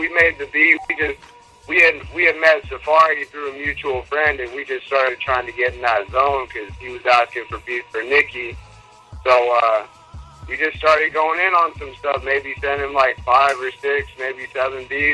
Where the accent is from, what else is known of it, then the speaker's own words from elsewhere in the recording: Las Vegas, Nevada, United States; moved away as an adult; also born or lived in Los Angeles; I'm born and raised in Las Vegas.